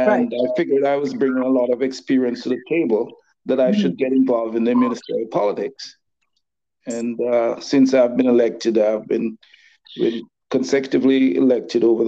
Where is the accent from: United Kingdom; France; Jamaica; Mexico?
Jamaica; now in Dollard-des-Ormeaux, Canada; I'm Jamaican and I'm also Canadian